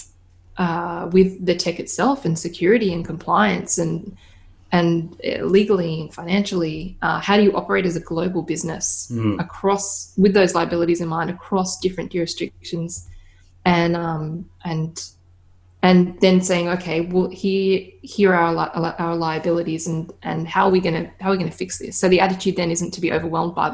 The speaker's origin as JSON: {"language": "English", "country": "Australia", "said": "I'm Australian"}